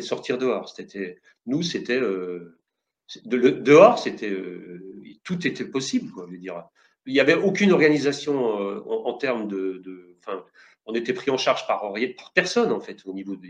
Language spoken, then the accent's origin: French; Jura, Bourgogne-Franche-Comté, France; je viens d'un petit village du Jura